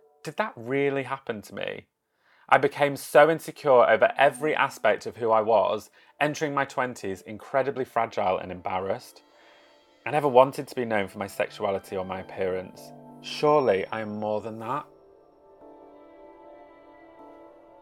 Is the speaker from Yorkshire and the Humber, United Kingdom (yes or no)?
yes; Yorkshire and the Humber, United Kingdom; now in London, United Kingdom; I live in London, although originally I'm from Yorkshire.